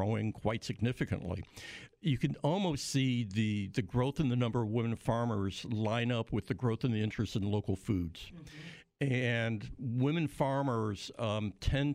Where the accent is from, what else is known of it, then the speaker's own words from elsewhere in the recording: Illinois, United States; I'm from Illinois